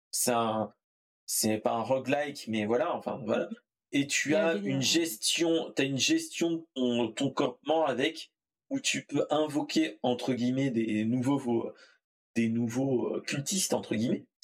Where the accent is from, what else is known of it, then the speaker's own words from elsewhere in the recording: France; Euh, euh, je suis français.